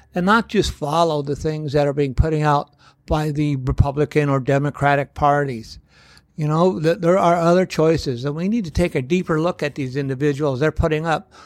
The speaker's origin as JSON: {"language": "English", "country": "United States", "said": "as the American people"}